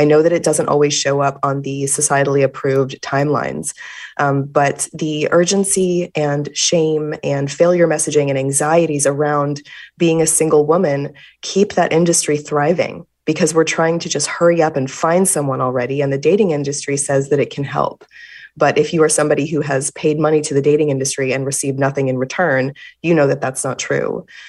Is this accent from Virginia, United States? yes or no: no; Fort Worth, Texas, United States; And I grew up in Fort Worth, Texas, where homecoming was a big deal.